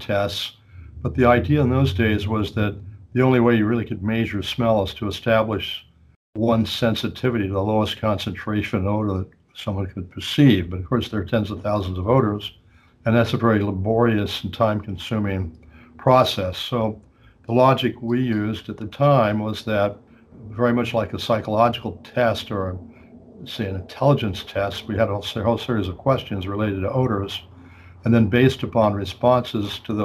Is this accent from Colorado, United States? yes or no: yes; Colorado, United States; moved away as an adult; also born or lived in Spokane, Washington; now in Philadelphia, United States; I grew up in Colorado